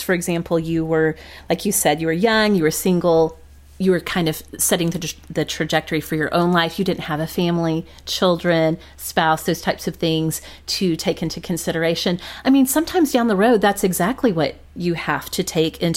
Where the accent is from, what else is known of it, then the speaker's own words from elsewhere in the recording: Oklahoma, United States; moved away as an adult; also born or lived in Fort Worth, Texas; we grew up in Oklahoma. We got married in Oklahoma